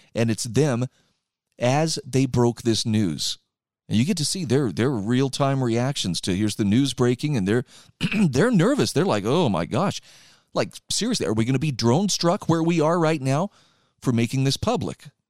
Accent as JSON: {"language": "English", "region": "Utah", "country": "United States", "said": "my home state of Utah"}